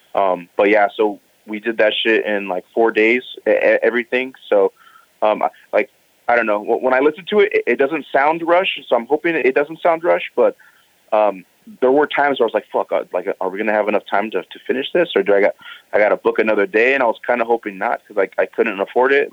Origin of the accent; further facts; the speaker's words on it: Pomona, California, United States; also born or lived in Los Angeles, United States; I grew up in Pomona.